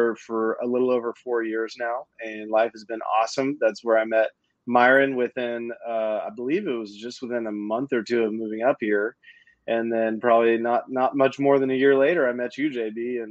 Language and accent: English; Tulsa, Oklahoma, United States; moved away; I grew up in Oklahoma, in Tulsa. My entire life was there.